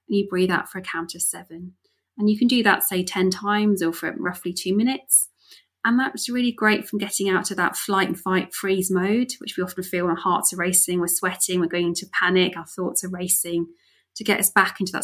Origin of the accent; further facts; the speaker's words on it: Wales, United Kingdom; I grew up in Wales.